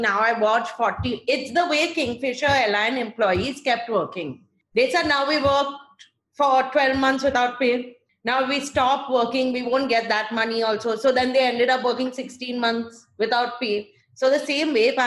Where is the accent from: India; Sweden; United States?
India; I'm Indian